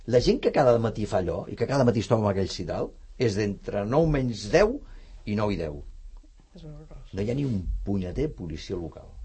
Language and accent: Catalan; Barcelona, Catalonia, Spain; Jo agafava el tren des de Gràcia, perquè soc de Gràcia